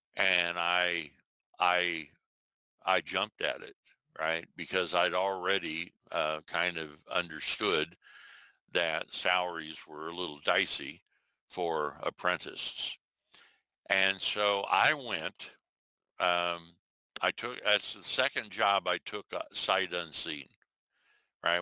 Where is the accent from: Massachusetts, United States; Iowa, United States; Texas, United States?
Iowa, United States; I'm from Iowa, you know, a little town